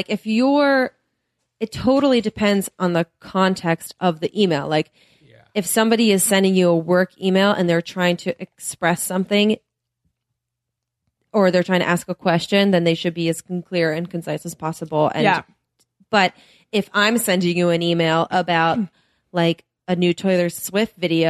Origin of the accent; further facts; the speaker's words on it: United Kingdom; Do you know I'm British?